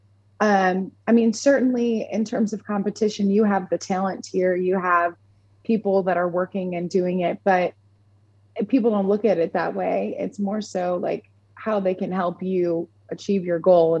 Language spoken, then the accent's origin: English; Orchard Park, New York, United States; moved away as an adult; now in Nashville, United States; I'm from Orchard Park, New York, which is just south of Buffalo